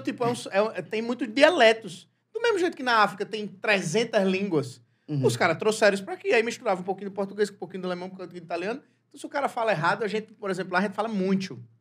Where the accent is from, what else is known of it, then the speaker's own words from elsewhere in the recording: Rio Grande do Sul, Brazil; Eu sou gaúcho